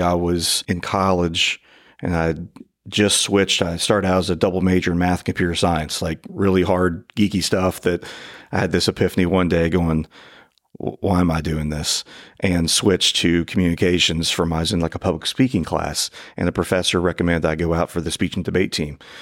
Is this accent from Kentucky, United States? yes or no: yes; northern Kentucky, United States; the only law school I applied to was law school from my hometown up in northern Kentucky